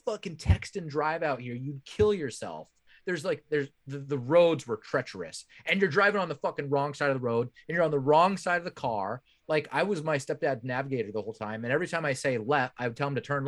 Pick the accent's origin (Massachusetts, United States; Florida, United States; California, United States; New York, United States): California, United States; Bay Area; I'm from the Bay Area.